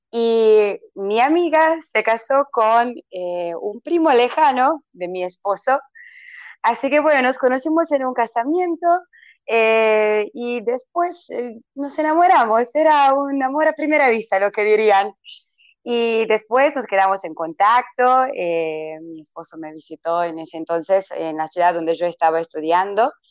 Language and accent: Spanish; Vinkovci, Vukovar-Srijem County, Croatia; Spanish is a second language; soy de Croacia, de la ciudad de Vinkovci, eh, que queda en la parte del este de, Croacia, cerca de, Hungría, y a unos 270 kilómetros